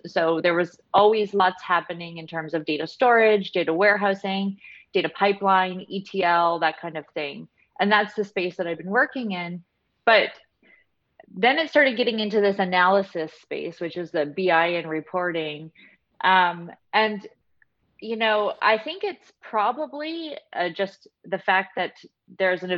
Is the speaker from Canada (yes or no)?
yes; Canada; I'm from Canada